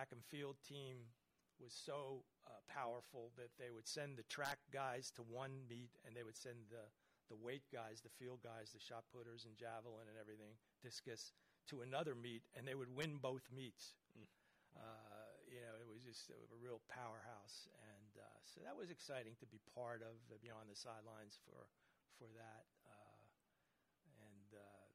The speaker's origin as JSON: {"language": "English", "town": "Kearny", "region": "New Jersey", "country": "United States", "tie": "born or raised there", "said": "I grew up in New Jersey in Kearney."}